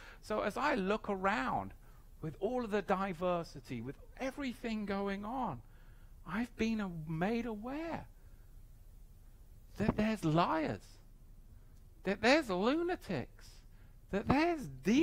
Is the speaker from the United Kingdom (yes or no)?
yes; England, United Kingdom; I grew up in England